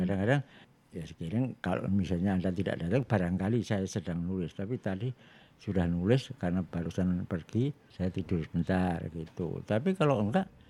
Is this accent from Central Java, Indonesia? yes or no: yes; Surakarta, Central Java, Indonesia; saya itu orang Jawa ya dan di Solo itu ya semua orang ngomong bahasa Jawa kalau di sekolah